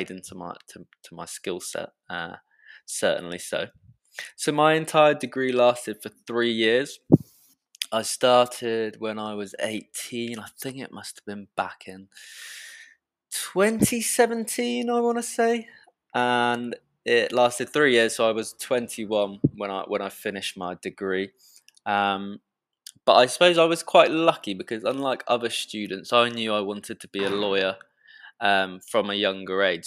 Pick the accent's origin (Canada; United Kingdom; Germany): United Kingdom; Reading, South East England; accent: British; first language English; I was born and raised here in England and grew up in a town in the south of England called Reading